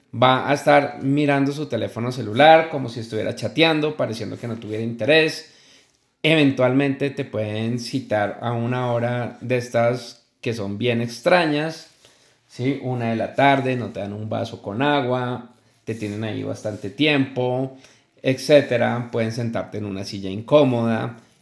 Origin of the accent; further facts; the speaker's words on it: Colombia; una empresa muy muy importante en mi país Colombia